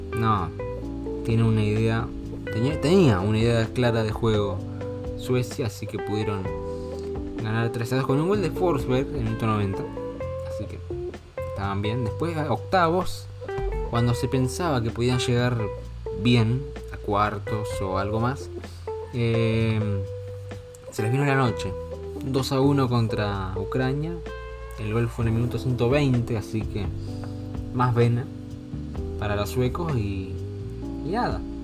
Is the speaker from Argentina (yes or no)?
yes; Argentina; como un argentino